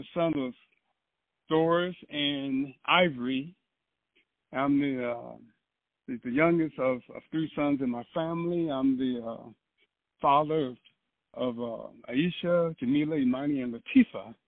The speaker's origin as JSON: {"language": "English", "town": "Chicago", "region": "Illinois", "country": "United States", "tie": "born or raised there", "said": "growing up in Chicago"}